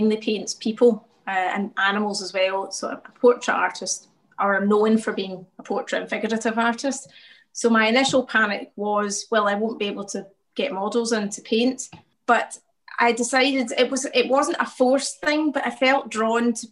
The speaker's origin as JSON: {"language": "English", "town": "Glasgow", "region": "Scotland", "country": "United Kingdom", "tie": "born or raised there", "said": "I grew up in the south side of Glasgow in Pollock Shields"}